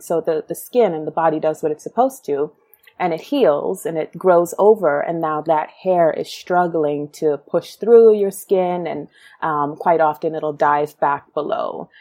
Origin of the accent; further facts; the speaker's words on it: New York City, New York, United States; also born or lived in Guyana; so I was born in Brooklyn.